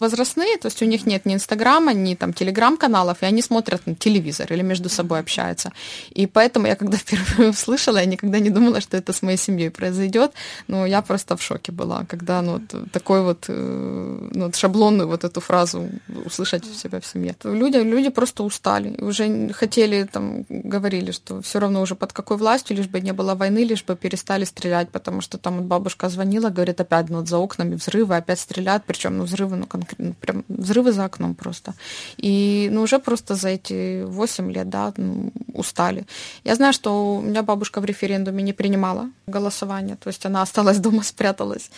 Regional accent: Dnipro, Dnipropetrovsk Oblast, Ukraine; first language Russian; moved away as an adult

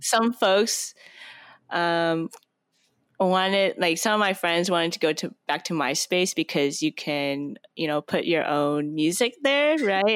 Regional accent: Portland, Oregon, United States; moved away as an adult; now in Bay Area, United States; I'm from Portland, Oregon, and that's where it's at. So, my, my dad used to work for Intel, so I grew up

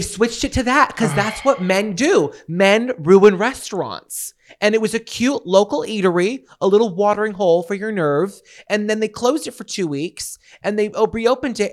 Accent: New Bedford, Massachusetts, United States; also born or lived in Dartmouth, Massachusetts / Providence, Rhode Island; I'm from New Bedford, Massachusetts. Actually, Dartmouth, but I say New Bedford. I lived there longer.

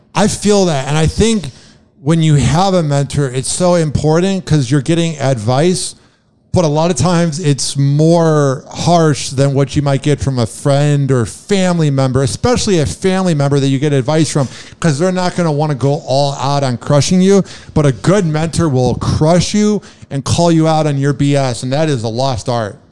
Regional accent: Chicago, Illinois, United States; now in Tampa, United States; I'm from Chicago

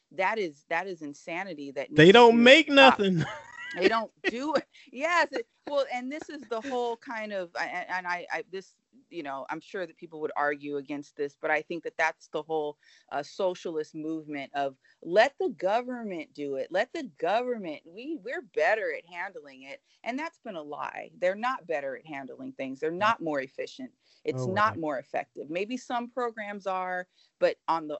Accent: United States; I, as an American, as a voter

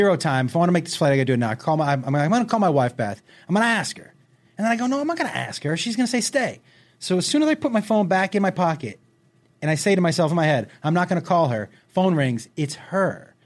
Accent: Los Angeles, California, United States; I'm driving a rental in my hometown

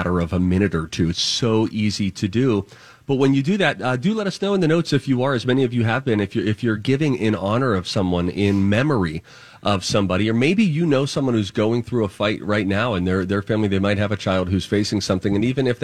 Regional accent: Pittsburgh, Pennsylvania, United States; now in Minneapolis, United States; growing up in Pittsburgh

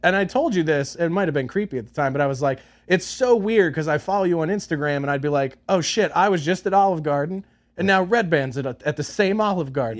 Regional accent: Philadelphia, Pennsylvania, United States; now in Los Angeles, United States; growing up in Philly called Primos

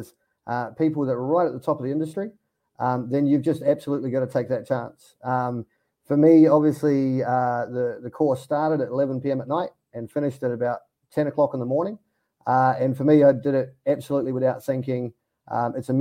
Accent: Wellington, New Zealand; moved away as an adult; also born or lived in Australia; now in Thailand; I'm originally from Wellington, New Zealand, but I'm currently based in Thailand

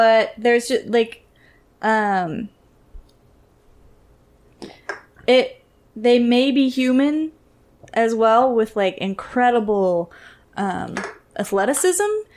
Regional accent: United States; we're American

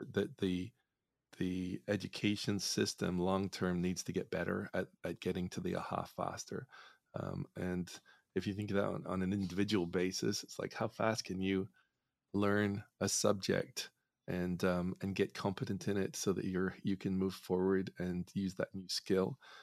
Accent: Northern Ireland, United Kingdom; I grew up in Northern Ireland

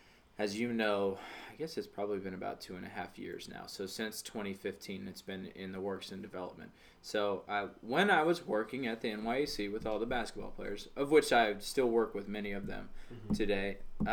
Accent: Southern Virginia, United States; I'm from Virginia, Southern Virginia.

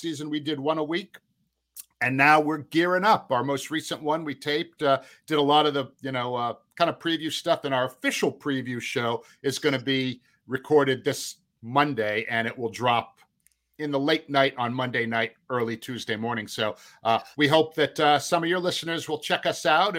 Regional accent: Brockton, Massachusetts, United States; I grew up in Brockton, Massachusetts

